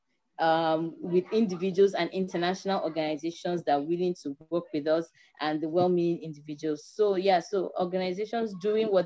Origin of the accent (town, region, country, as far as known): Nigeria